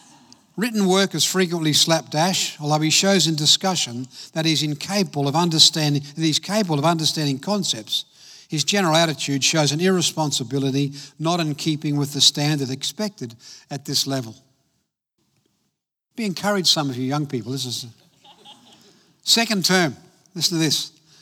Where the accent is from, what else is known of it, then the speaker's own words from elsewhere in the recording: Adelaide, South Australia, Australia; also born or lived in Belfast, Northern Ireland; I grew up in Adelaide, came out from Ireland, from Belfast, when I was 9 years of age, and went to school in Elizabeth in South Australia.